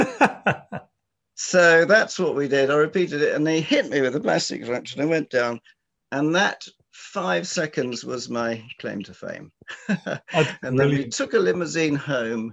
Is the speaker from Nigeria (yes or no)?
no; London, United Kingdom; now in New Forest, United Kingdom; I grew up near Richmond Park in South London